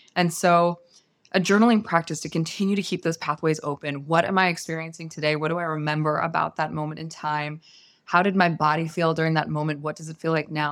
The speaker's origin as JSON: {"language": "English", "area": "San Francisco Bay Area", "region": "California", "country": "United States", "tie": "born or raised there", "said": "I was raised in the San Francisco Bay Area"}